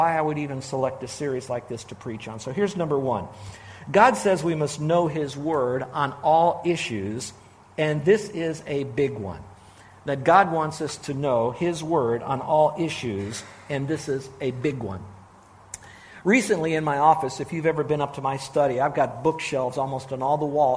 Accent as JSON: {"language": "English", "town": "Miami", "region": "Florida", "country": "United States", "tie": "born or raised there", "said": "I grew up in South Florida, Miami, actually."}